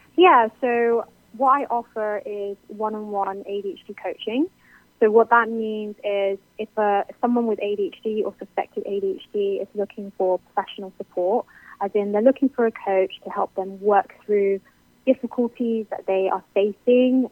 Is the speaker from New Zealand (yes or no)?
no; United Kingdom; I'm clearly British.